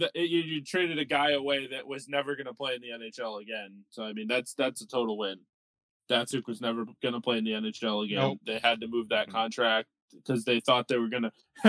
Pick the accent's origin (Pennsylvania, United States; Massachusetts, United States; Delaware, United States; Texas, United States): Massachusetts, United States; Worcester; I was born in Worcester. That's like where I work.